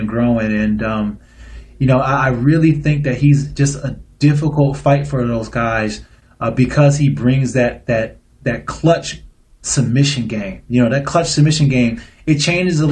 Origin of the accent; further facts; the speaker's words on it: Niagara Falls, New York, United States; I am from Niagara Falls, but I have kids who live in Illinois